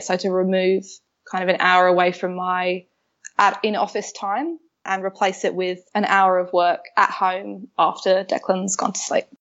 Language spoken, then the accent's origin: English; London, United Kingdom; moved away as an adult; now in Melbourne, Australia; I'm a Londoner, but I live in Melbourne. I moved here five years ago or so now.